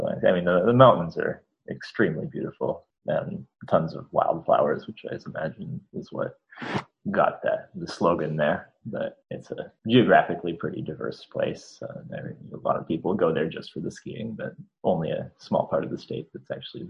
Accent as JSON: {"language": "English", "region": "Colorado", "country": "United States", "tie": "born or raised there", "also_born_or_lived": "North Carolina", "moved": "as an adult", "lives_now": "Montreal, Canada", "said": "As Aurelie said, I was born in North Carolina, but I grew up in Colorado. Now a more and more multicultural place, but back then it was pretty conservative and very white. Yeah, my parents were not religious at all."}